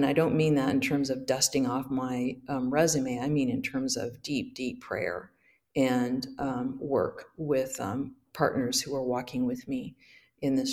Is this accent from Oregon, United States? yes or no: yes; Hood River, Oregon, United States; my home church where I grew up in Hood River